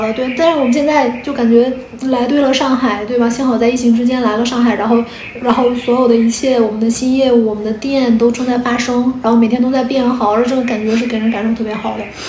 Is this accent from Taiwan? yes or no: no; Dandong and Shenyang, Liaoning, China; moved away; also born or lived in Beijing / Hangzhou; 我小时候的话，其实是，嗯，也有点纠定说，把就是丹东沈阳两两地在跑，嗯。然后所以我没有在任何一个地方待超过十几年这个样子。但我在北京已经待十五年了